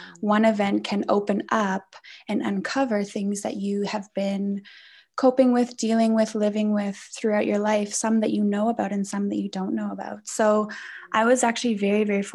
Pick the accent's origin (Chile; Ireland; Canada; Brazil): Canada; moved away as an adult; now in South Africa; I'm coming from Canada, I'm Canadian. So I moved here in 2012